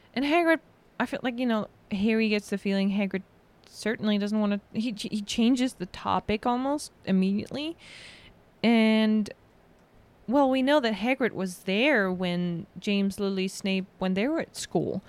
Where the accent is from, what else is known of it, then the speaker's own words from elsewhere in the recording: Germany; moved away; from Germany.